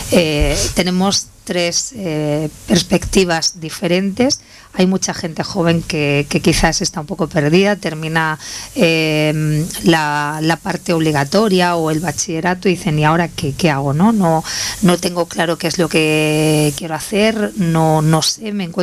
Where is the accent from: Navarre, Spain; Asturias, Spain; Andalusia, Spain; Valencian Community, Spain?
Andalusia, Spain; Loja; De Loja.